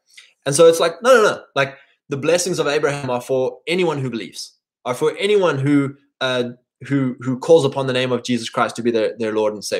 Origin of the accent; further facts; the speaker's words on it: England, United Kingdom; me being an English boy